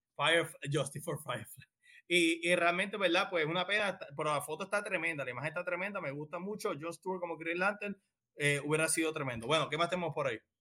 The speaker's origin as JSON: {"language": "Spanish", "country": "Puerto Rico", "said": "somos de Puerto Rico"}